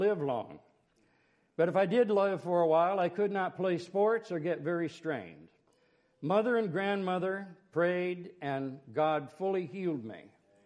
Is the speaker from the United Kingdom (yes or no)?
no; Ohio, United States; also born or lived in Conneaut, Ohio; I was in Ohio